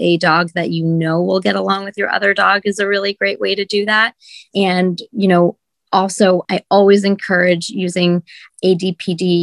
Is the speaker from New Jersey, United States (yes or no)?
yes; New Jersey, United States; moved away as an adult; also born or lived in California; now in New York City, United States; I'm from New Jersey originally